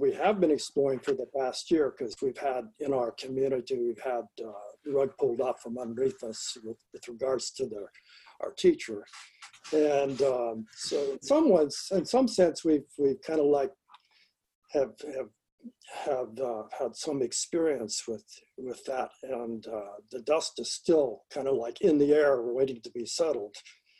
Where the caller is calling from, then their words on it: Los Angeles, California, United States; I'm speaking from Los Angeles.